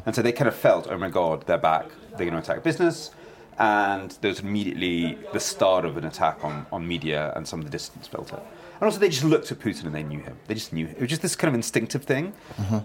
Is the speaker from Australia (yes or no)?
no; London, United Kingdom; also born or lived in Kyiv, Ukraine; I grew up in London with no knowledge of where I'd been born.